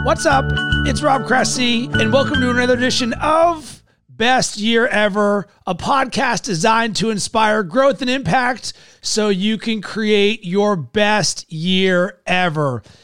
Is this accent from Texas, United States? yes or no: no; Pittsburgh, Pennsylvania, United States; I'm a Yinzer from Pittsburgh